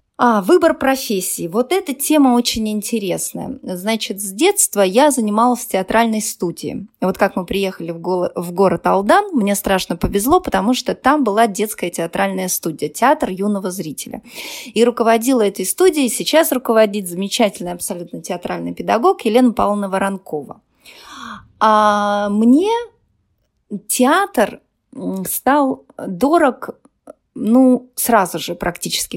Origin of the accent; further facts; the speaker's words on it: Yakutia, Sakha Republic, Russia; also born or lived in Chigda, near Aldan; Я родилась в Якутии. А, школа была достаточно далеко от нас, и приходилось ну, очень рано вставать, идти пешком, потому что мороз